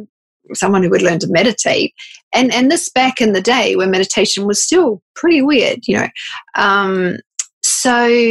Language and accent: English; New Zealand; moved away as an adult; also born or lived in Sydney, Australia; I grew up in New Zealand, and had work experience, I moved to Sydney, Australia